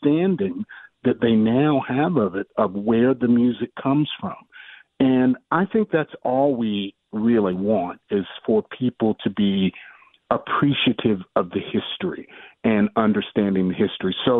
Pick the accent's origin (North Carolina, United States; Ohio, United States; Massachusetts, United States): North Carolina, United States; Durham; I am an American conductor born here in Durham, North Carolina. That's my original hometown.